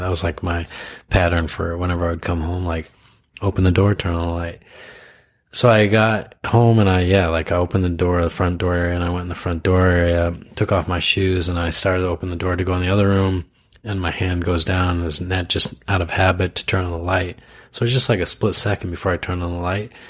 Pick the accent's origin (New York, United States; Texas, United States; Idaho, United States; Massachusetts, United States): Idaho, United States; moved away; I grew up in Idaho where like BB guns were like a big thing